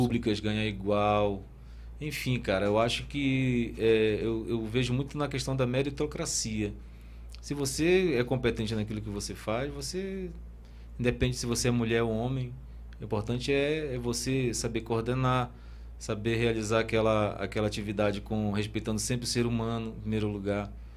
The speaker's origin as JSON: {"language": "Portuguese", "town": "Parintins", "region": "Amazonas", "country": "Brazil", "said": "é a minha terra, né, cara? Parintins"}